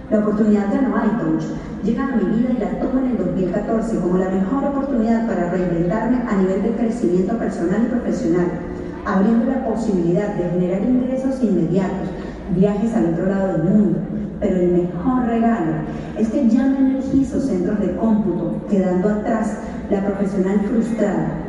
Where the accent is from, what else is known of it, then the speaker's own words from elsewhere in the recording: Venezuela; moved away as an adult; now in Panama; Soy venezolana y en el año 2008 llegué a Panamá